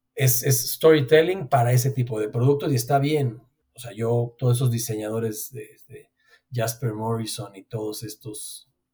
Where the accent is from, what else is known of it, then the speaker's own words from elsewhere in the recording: Mexico; somos mexicanos